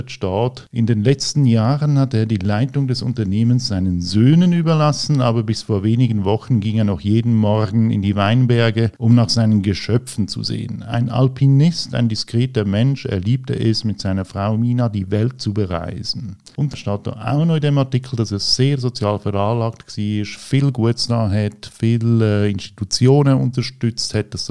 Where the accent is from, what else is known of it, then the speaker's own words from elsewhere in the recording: Italy; Weil ich bin ja Italiener, ich habe auch den italienischen Pass